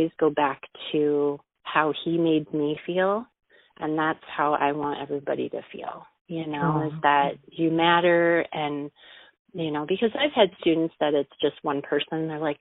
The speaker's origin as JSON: {"language": "English", "town": "Moline", "region": "Illinois", "country": "United States", "tie": "born or raised there", "also_born_or_lived": "Arizona", "said": "Born and raised in Moline"}